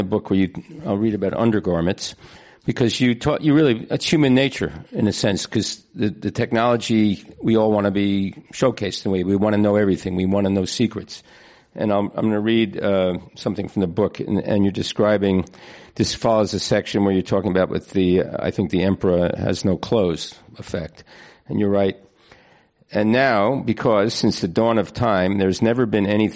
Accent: Philadelphia, Pennsylvania, United States; I'm from Philadelphia, where I worked there for a long time

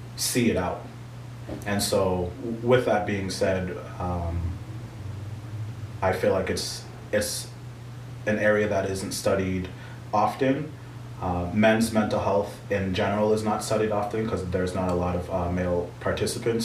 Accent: United States; first generation Haitian man, uh, there's definitely been differences between um, my upbringing and my parents' upbringing. Mm-hmm. of course, uh, them both uh, growing up in Haiti and living a majority of their lives there, and then immigrating to the U.S. and raising their firstborn child

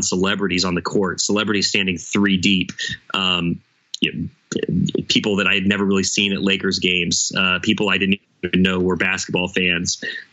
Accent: Oregon, United States; I'm from Oregon. I was raised a fan of the Trailblazers

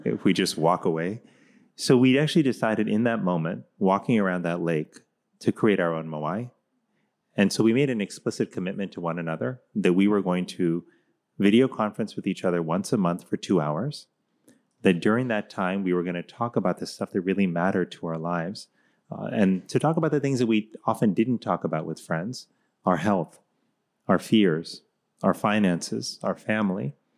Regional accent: Miami, Florida, United States; when I was growing up in Miami, Florida

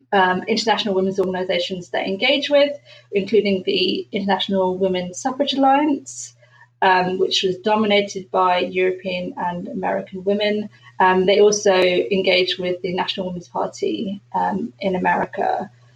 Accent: London, United Kingdom; I was born in London.

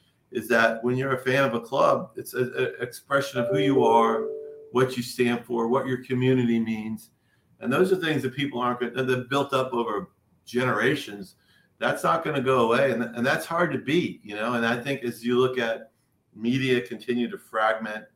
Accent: Boston, Massachusetts, United States; I grew up in Boston

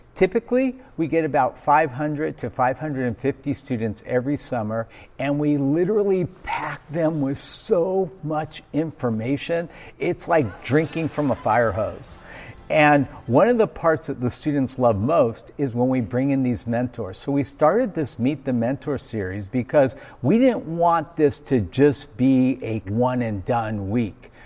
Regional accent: Los Angeles, California, United States; we grew up in Granada Hills, California. We were literally neighbors growing up.

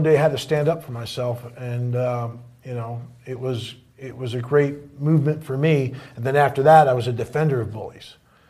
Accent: New Jersey, United States; So basically, of all surprising things, I grew up in North Jersey.

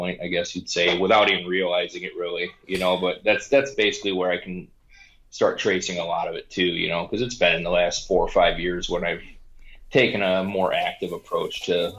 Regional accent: Lincoln Park, Michigan, United States; Born and raised in Lincoln Park, Michigan, which is just south of Detroit, for those that don't know, and have spent majority of my life in this area.

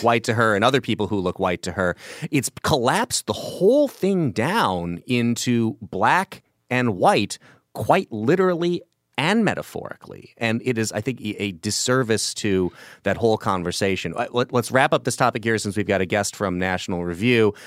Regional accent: Illinois, United States; My home state of Illinois

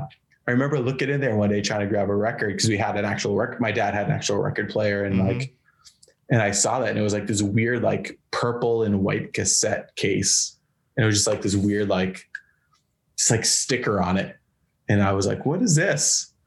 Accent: Marlborough, Massachusetts, United States; Like I grew up in Massachusetts, like right between Boston and Worcester, this little town called Marlborough. And I mean, I just grew up in a little town, but like smaller town.

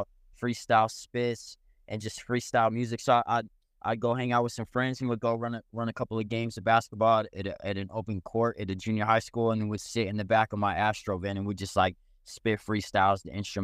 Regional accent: Phoenix, Arizona, United States; also born or lived in Provo, Utah / La Jolla, California / San Francisco, California; So I was born in Utah, but raised in Arizona, and moved all over.

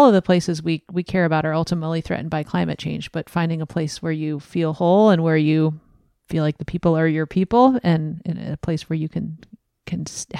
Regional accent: East Tennessee, United States; also born or lived in Montana; now in West Virginia, United States; I grew up in East Tennessee in the Smoky Mountains, and now I live in West Virginia

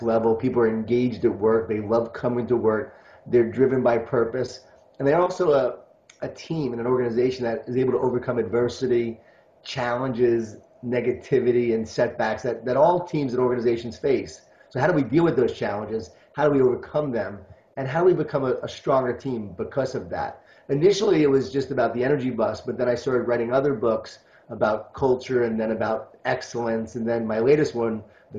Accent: Long Island, New York, United States; born or raised there

